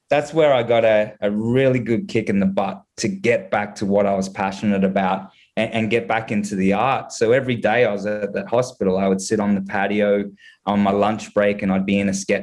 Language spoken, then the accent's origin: English; Gold Coast, Queensland, Australia; moved away as an adult; now in Canada; my hometown in Australia, which is the Gold Coast